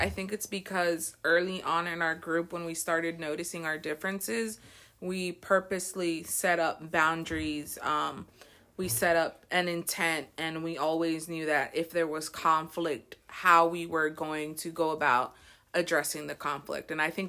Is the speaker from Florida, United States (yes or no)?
yes; Florida, United States; I've been friends with Dulce for about 20 years. I was born and raised in Florida, and I am currently teaching first grade in Immokalee.